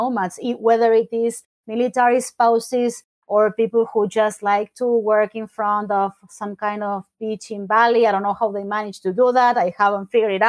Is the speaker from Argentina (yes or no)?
yes; Argentina; English is a second language; moved away as an adult; now in United States; growing up in Argentina